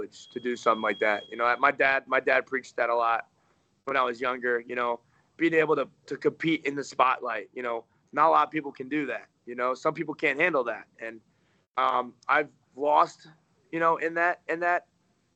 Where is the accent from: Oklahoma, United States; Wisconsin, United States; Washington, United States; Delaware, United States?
Delaware, United States; moved away as an adult; now in Cleveland, United States; I grew up in Delaware. I grew up like 45 minutes out of Philly.